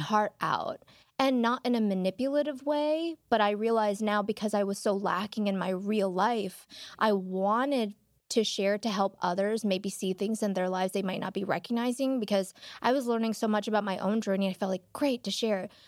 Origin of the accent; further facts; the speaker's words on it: Chicago, Illinois, United States; moved away as an adult; now in Los Angeles, United States; I grew up in Chinatown in Chicago